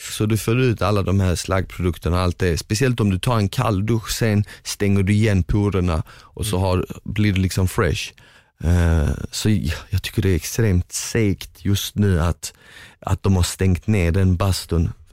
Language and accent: Swedish; Finland; shit alltså du tål fan mycket och jag är ändå finne.